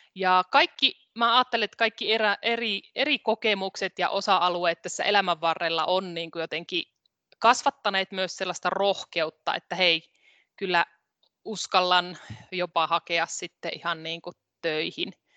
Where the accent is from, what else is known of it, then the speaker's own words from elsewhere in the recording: Rautavaara, North Savo, Finland; mä oon siis kotoisin Rautavaaralta. Se on pieni kunta tuolla Pohjois-Savossa, edelleenkin itsenäinen kunta. Siellä Savon korvessa olen kasvanut.